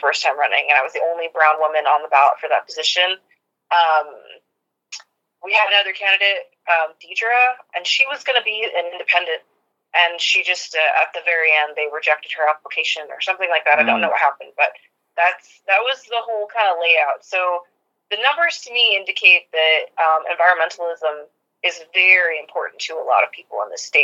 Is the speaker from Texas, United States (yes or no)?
yes; Texas, United States; I grew up in Texas my whole life